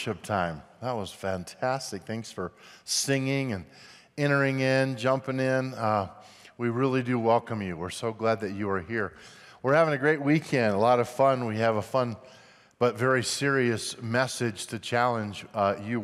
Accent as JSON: {"language": "English", "town": "Grand Junction", "region": "Colorado", "country": "United States", "tie": "born or raised there", "also_born_or_lived": "Missouri / Denver", "moved": "as an adult", "said": "We grew up in Grand Junction, West Slope, Colorado, met in high school"}